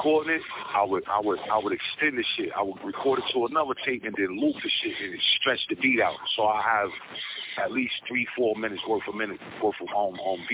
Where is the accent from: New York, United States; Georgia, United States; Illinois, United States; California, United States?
New York, United States; New York City; Born and raised in New York. Yeah, I'm a New York boy to the heart